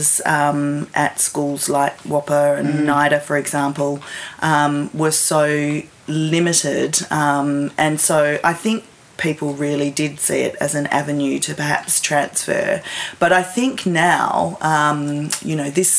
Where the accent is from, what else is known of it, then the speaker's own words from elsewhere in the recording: Perth, Western Australia, Australia; now in Wellington, New Zealand; I grew up in Perth in Western Australia.